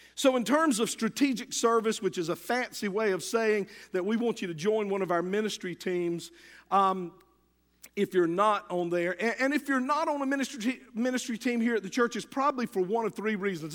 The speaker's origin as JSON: {"language": "English", "country": "United States"}